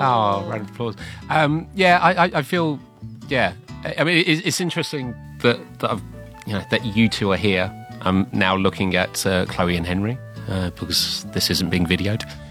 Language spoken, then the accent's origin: English; London, United Kingdom; moved away; I'm from London which is difficult to tell now because I've obviously developed this very heavy Shanghainese accent